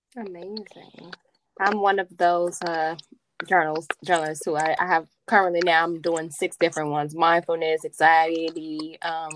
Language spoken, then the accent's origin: English; Chicago, Illinois, United States; I'm also from the south side of Chicago